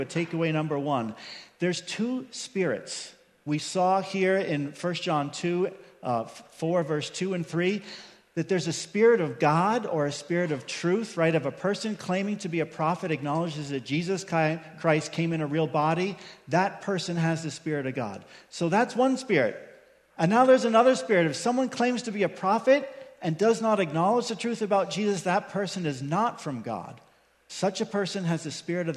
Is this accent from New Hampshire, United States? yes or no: no; Long Island, New York, United States; I grew up in New York on Long Island